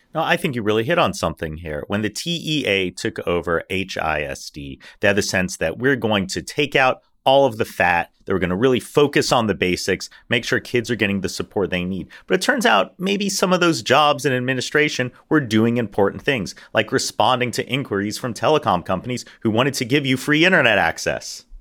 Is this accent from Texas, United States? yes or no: yes; Houston, Texas, United States; growing up in Houston in the era of, like, Bagwell and Biggio